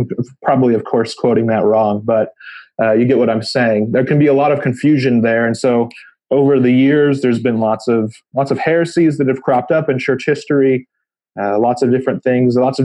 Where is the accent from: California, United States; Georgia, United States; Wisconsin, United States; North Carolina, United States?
California, United States; growing up in California